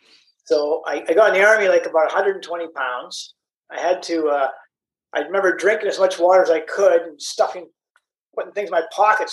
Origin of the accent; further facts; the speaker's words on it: Canada; And my mom moved around, raised us. And I grew up mostly in Canada.